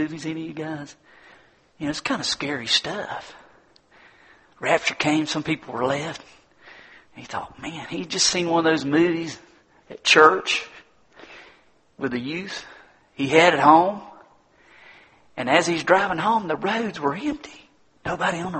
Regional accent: United States; I'm an American

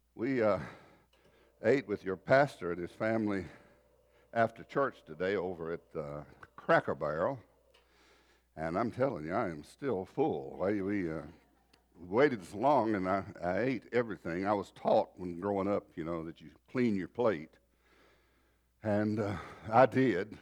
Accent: North Carolina, United States; moved away; also born or lived in Texas; we're originally from North Carolina, a little place down foot of hills

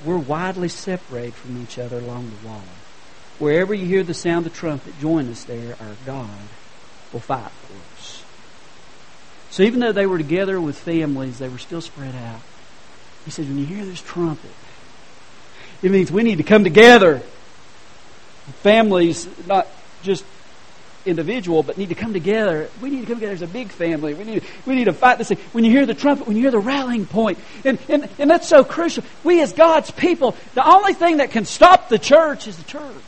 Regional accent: Hendersonville, North Carolina, United States; I was from Hendersonville, North Carolina.

